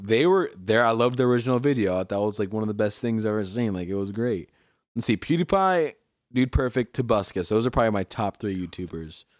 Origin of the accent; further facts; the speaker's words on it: Milford, United States; moved away; growing up in Milford when I used to live there